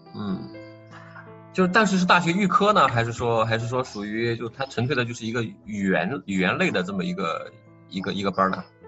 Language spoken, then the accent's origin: Chinese; China; moved away as an adult; now in Germany; 因为我们是中国人，然后我们从小的学习方式是那样的